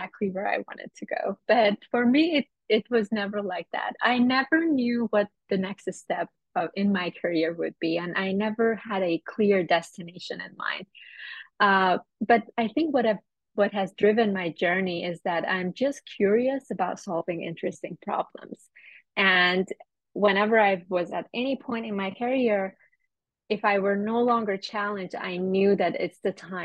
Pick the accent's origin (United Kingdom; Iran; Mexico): Iran; moved away as an adult; now in United States; I'm originally from Iran, and I moved to the United States for graduate school